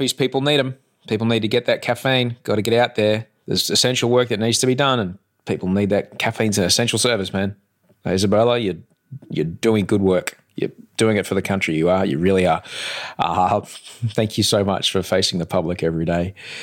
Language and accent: English; Sydney, New South Wales, Australia; I'm from Sydney, Australia, but right now I'm in Melbourne, Australia